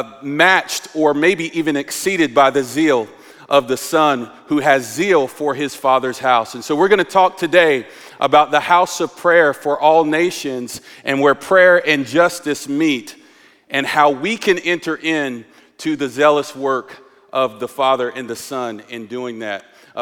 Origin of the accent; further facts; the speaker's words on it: North Carolina, United States; accent: southern; But lately, my southern accent, I was born and raised in North Carolina, it's been coming out